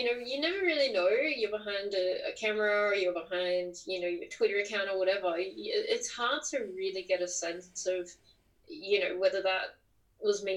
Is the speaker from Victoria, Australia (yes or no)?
no; Tamworth, New South Wales, Australia; moved away as an adult; also born or lived in Newcastle, New South Wales; now in Canberra, Australia; I was born and raised in Tamworth, New South Wales by my mum and my grandma and my aunties and my sister. Lived there until I kind of left home at 18.